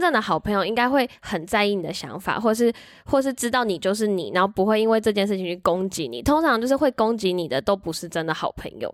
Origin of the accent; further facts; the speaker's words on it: Taiwan; 我们台湾人或亚洲人很喜欢委曲求全或是忍耐